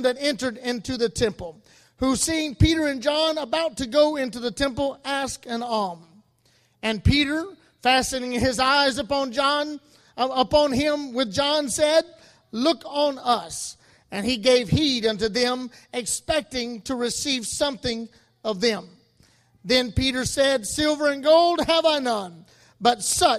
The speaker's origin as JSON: {"language": "English", "country": "Cameroon", "tie": "born or raised there", "also_born_or_lived": "Sierra Leone", "moved": "yes", "said": "I grew up in Cameroon"}